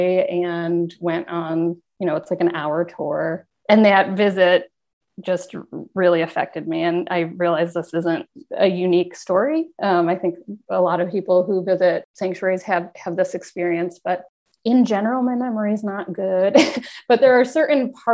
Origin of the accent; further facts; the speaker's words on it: Rochester, New York, United States; I'm from Rochester